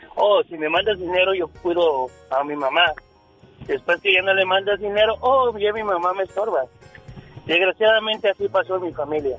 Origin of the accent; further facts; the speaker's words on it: Veracruz, Mexico; now in United States; yo soy de Veracruz